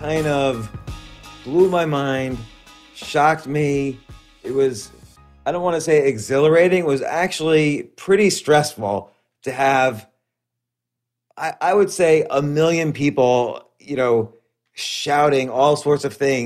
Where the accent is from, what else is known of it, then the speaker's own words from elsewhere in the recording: New York City area, United States; I was raised all around the New York City area